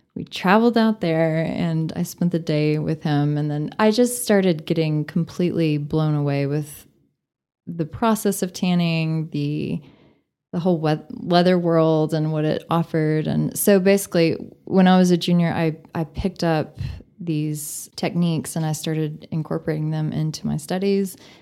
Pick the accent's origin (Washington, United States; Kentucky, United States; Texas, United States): Texas, United States; Bushland; also born or lived in San Antonio, Texas / Tennessee; I grew up in Bushland, Texas, okay. and 15 minutes outside of Amarillo.